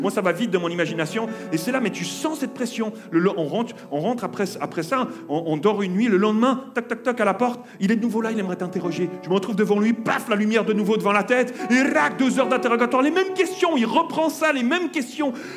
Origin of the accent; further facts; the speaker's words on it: Switzerland; On s'est retrouvé pour une nouvelle vie chez nous en Suisse